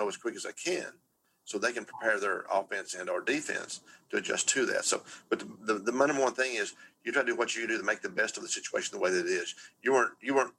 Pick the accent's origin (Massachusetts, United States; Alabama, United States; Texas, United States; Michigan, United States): Texas, United States; I'm from Texas